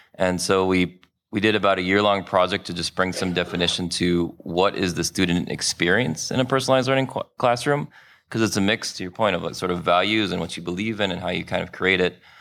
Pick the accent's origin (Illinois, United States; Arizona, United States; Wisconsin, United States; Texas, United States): Illinois, United States; Chicago; also born or lived in New Orleans; here in, uh, my hometown, Chicago